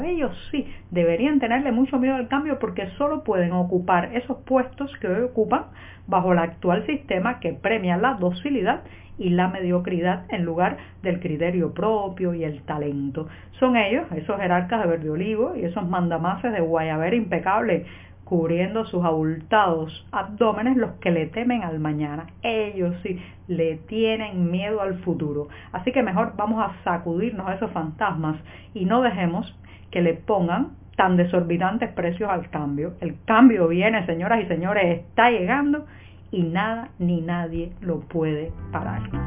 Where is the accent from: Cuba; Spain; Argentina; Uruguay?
Cuba; cubana, periodista, ciudadana